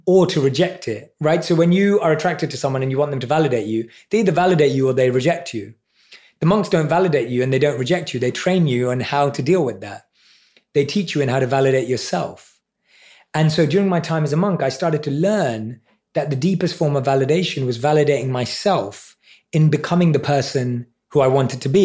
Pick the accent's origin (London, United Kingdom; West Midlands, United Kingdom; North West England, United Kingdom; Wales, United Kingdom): London, United Kingdom; I was around seven or eight years old in primary school in London